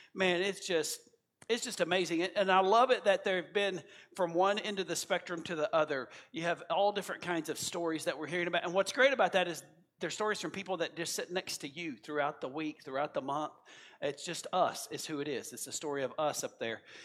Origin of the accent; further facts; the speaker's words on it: United States; as an American